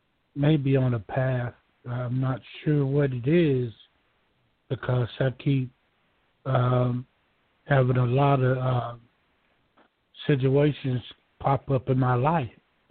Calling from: Georgia, United States; I'm calling from Georgia.

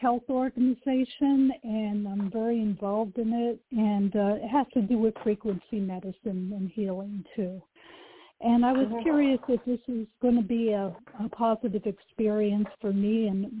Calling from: Oregon, United States; Hello. Yeah, hello, this is … from Oregon.

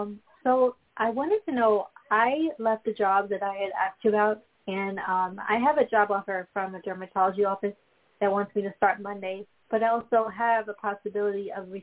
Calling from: Long Island, New York, United States; I'm calling from Long Island, New York.

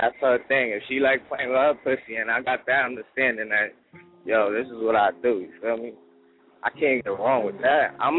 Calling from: New York City, New York, United States; Yeah, I'm calling from Brooklyn.

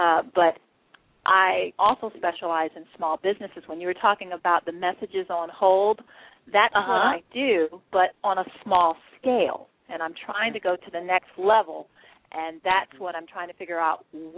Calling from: Atlanta, Georgia, United States; I'm calling from Atlanta.

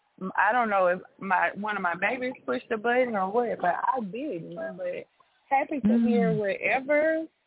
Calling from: Nashville, Tennessee, United States; I'm calling in from Nashville.

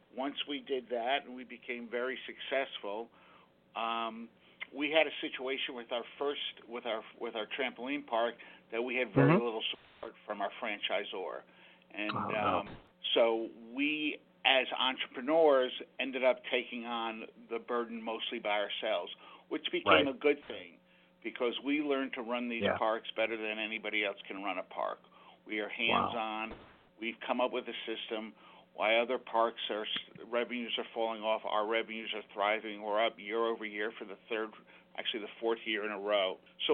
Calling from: Danbury, Connecticut, United States; We are calling from Danbury, Connecticut.

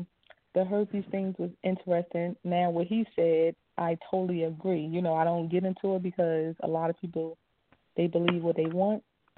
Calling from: New Jersey, United States; calling from Jersey.

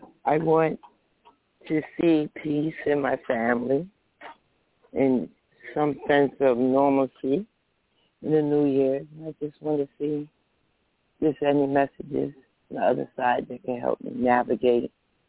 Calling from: New Jersey, United States; New Jersey.

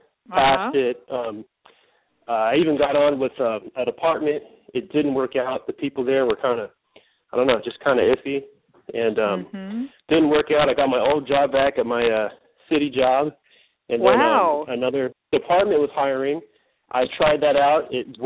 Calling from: Northern California, United States; I'm calling from Northern California.

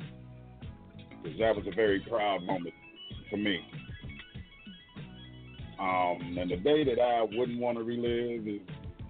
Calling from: Lansing, Michigan, United States; Lansing, Michigan.

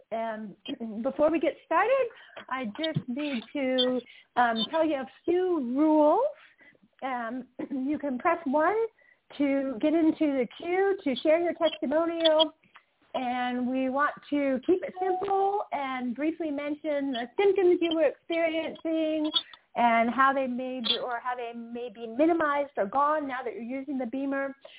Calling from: Utah, United States; I am calling in from beautiful Utah right now.

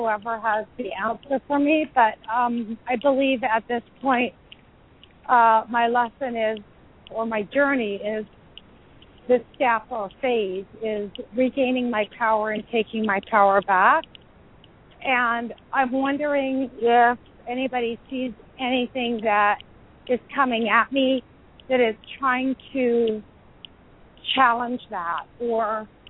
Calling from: Indianapolis, Indiana, United States; I'm calling from Indianapolis.

